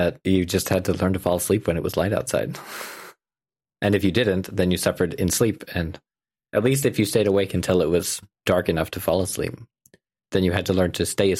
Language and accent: English; Peace Country, Canada; Like growing up in the Peace Country, I really enjoyed just astronomy things.